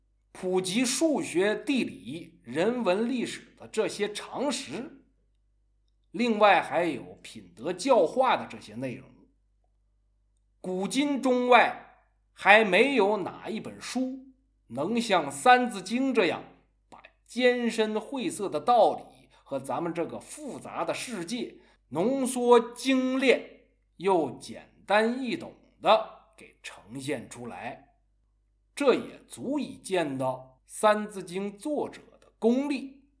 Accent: China; 这说明这些东西已经融在我们中国人的血液里了。

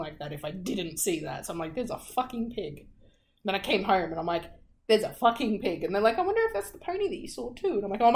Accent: Australia; I'm Australian.

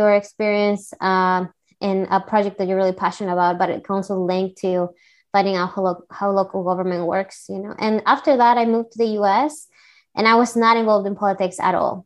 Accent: Peru; English is a second language; moved away as an adult; I'm from Peru, and I was in college

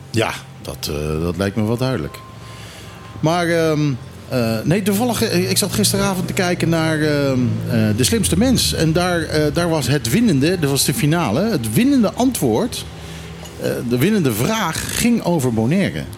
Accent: Curaçao; moved away; Ik heb zelf ook eh, als kind op Curaçao op school gezeten.

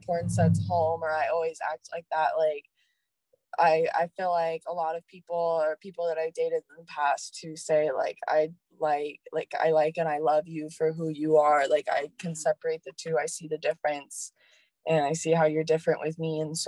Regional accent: Oregon, United States; I'm from Oregon

